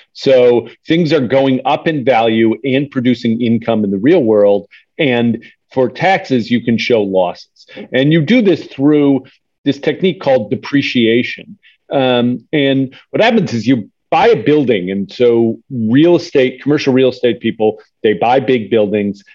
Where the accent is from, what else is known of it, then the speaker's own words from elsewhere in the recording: Wisconsin, United States; I'm from Wisconsin